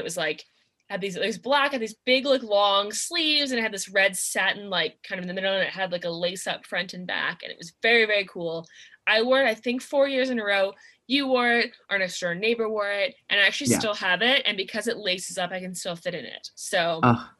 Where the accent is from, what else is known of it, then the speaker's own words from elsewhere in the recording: Vancouver, British Columbia, Canada; we grew up in the Vancouver area